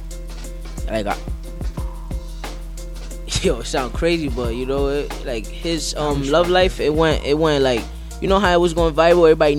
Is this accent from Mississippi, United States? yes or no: no; Harlem, New York, United States; I'm from Harlem.